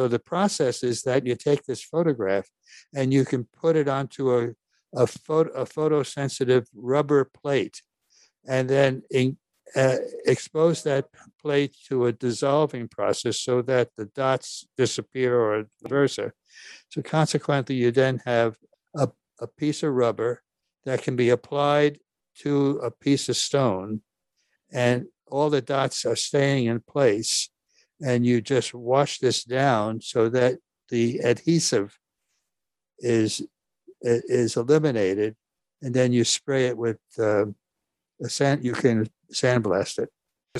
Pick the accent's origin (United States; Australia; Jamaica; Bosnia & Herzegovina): United States; New York; I was born and raised here in New York. We were far from a wealthy family. As a matter of fact, Dad worked hard. Mom was an immigrant. I'm second generation. It was a Norwegian family